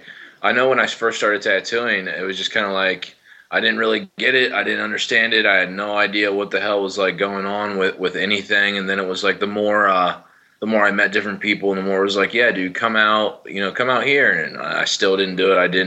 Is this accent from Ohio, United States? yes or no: yes; Zanesville, Ohio, United States; I tattoo in the town about like 25 minutes away from the town I grew up in. So like, I'm born and raised